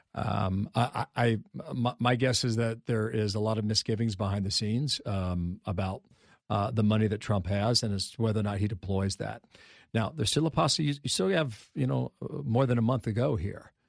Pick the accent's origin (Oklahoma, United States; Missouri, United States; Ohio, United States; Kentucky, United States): Ohio, United States; my home state of Ohio